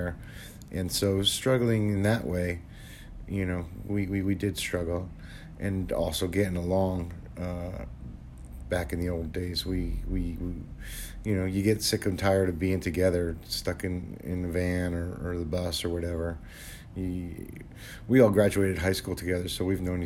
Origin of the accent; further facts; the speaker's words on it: New Jersey, United States; now in California, United States; Garden State will always be my home, but California is my home now